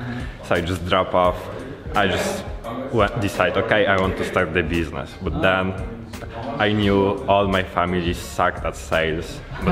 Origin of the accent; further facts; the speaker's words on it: Poland; English is a second language; from Poland.